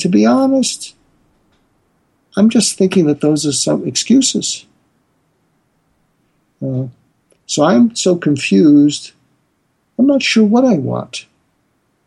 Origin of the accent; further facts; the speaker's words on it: a suburb of Boston, Massachusetts, United States; moved away as an adult; also born or lived in Berkeley, California; I grew up in a suburb of Boston